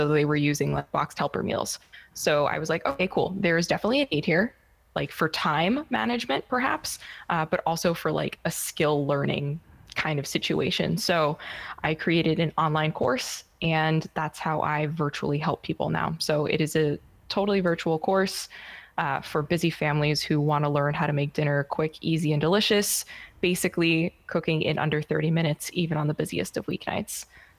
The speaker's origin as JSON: {"language": "English", "country": "United States", "lives_now": "Germany", "said": "I'm American. I just happen to live in Germany."}